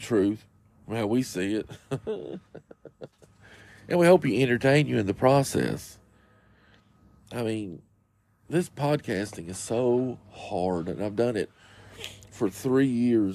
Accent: Morristown, Tennessee, United States; also born or lived in Kingsport, Tennessee; we were raised in Morristown, which, like I was telling you at the beginning, is about 45 minutes outside of Knoxville

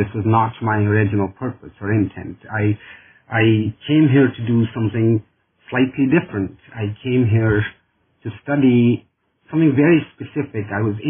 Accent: India; moved away as an adult; now in Syracuse, United States; I'm originally from India, and where I got an undergraduate degree in political science and proceeded then to get a master's degree in international relations.

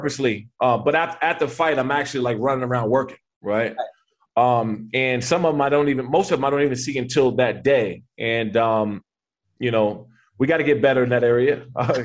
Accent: Maryland, United States; moved away; I'm from Maryland

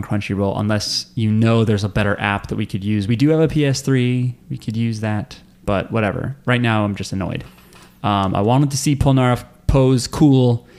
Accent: Belgium; now in United States; But now I'm a citizen. {S2} What? {S1} That's right, I'm from Belgium originally.

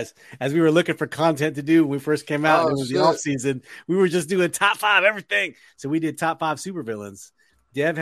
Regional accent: Northern Virginia, United States; We had Time Out growing up in Northern Virginia

